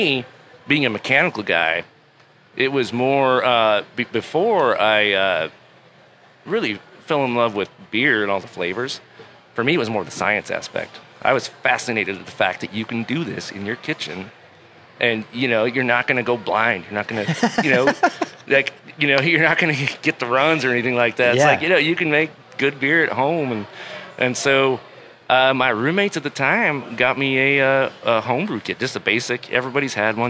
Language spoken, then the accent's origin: English; Cortez, Colorado, United States; moved away as an adult; now in Salt Lake City, United States; I've lived here since like 97 in Salt Lake City. I grew up in Colorado, Colorado, Cortez or Southwest. Sorry, excuse me. Cortez, Colorado, little town by Durango